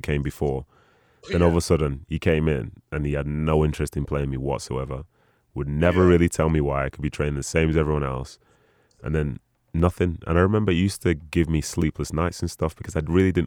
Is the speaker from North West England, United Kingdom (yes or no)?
yes; Manchester, North West England, United Kingdom; City being my hometown team